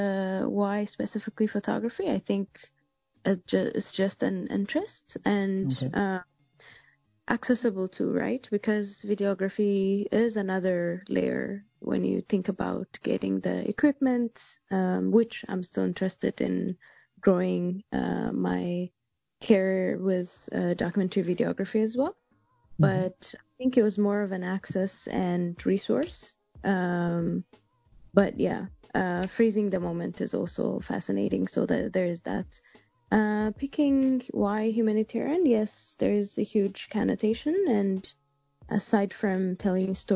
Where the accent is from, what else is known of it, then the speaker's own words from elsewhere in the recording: Addis Ababa, Ethiopia; English is a second language; I born and raised in Addis, still based in Addis